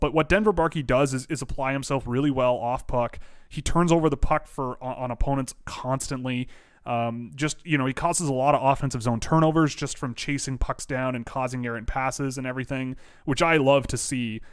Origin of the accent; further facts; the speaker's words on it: Canada; I'm Canadian